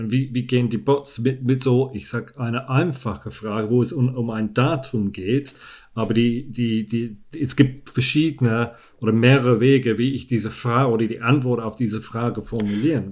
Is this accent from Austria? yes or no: no; England, United Kingdom; German is a second language; moved away; ich bin Engländer, ich spreche Deutsch, aber mit einer vielleicht nicht so gut deutschen Aussprache